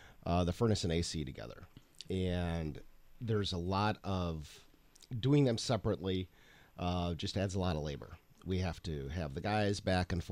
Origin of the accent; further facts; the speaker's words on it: Sturgeon Bay, Wisconsin, United States; moved away; I grew up in Door County